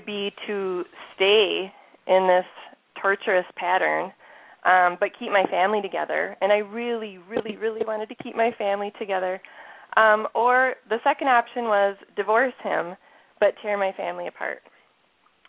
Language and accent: English; Minnesota, United States; accent: Minnesota; some of you can hear my Minnesota accent already coming through here